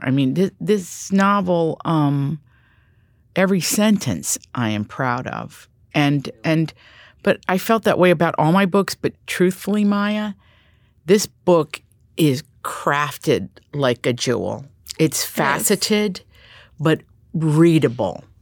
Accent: Appalachia, United States; I grew up in Appalachia

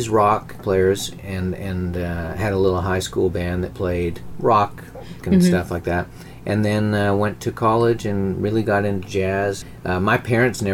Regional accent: Churchill, Manitoba, Canada; born or raised there; moved away

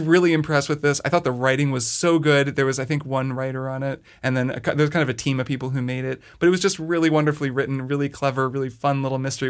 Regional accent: Southern Indiana, United States; the eight one two area code, which is Southern Indiana, and that's where I grew up.

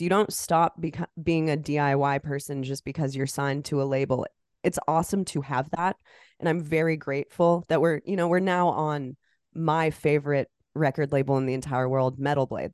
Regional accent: Iowa, United States; I'm from Iowa. It's the corn state

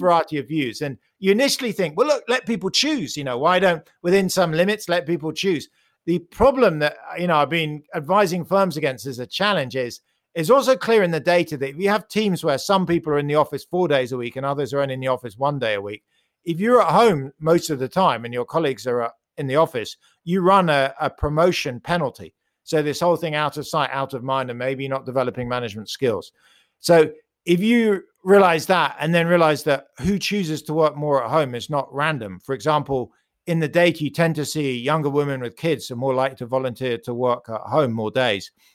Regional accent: United Kingdom; accent: British; You can hear I'm British

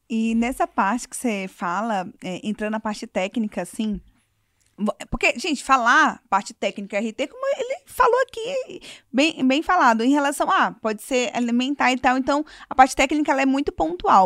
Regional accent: Manaus, Amazonas, Brazil; a gente é de Manaus

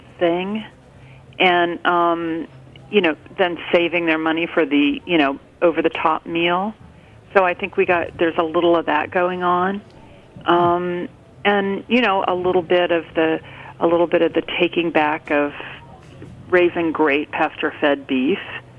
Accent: Midwest, United States; I grew up in the Midwest where you wanted a perfectly symmetrical, round burger.

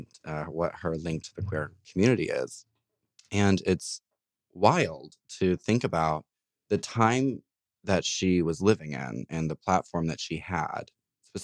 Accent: Louisville, Kentucky, United States; moved away; I am from Louisville, Kentucky, originally. So it's nice to be home.

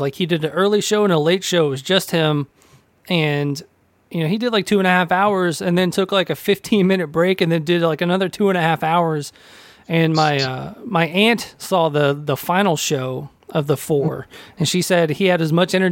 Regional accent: Nashville, Tennessee, United States; I grew up in Nashville

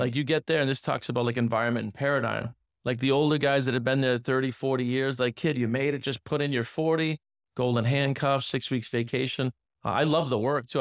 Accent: north central Massachusetts, United States; moved away as an adult; also born or lived in Pennsylvania; now in Miami, United States; I grew up, uh, in a, a smaller inner city, about fifty thousand people. It's actually north central Massachusetts, so, uh, about an hour outside of Boston

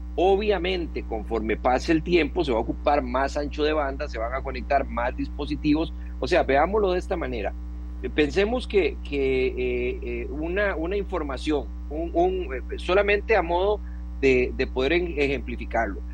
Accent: Costa Rica; como costarricense

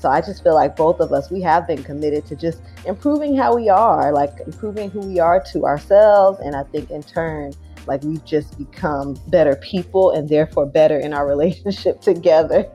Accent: Riverside, California, United States; also born or lived in San Diego, United States; now in Brooklyn, United States; I am from California, from Southern Cal, born in San Diego, raised in Riverside, but I've been living in Brooklyn for over a decade now

